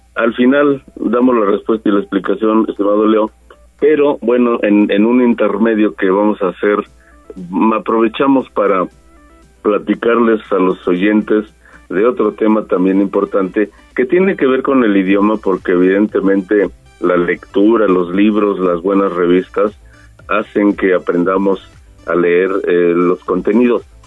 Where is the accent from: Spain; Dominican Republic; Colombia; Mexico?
Mexico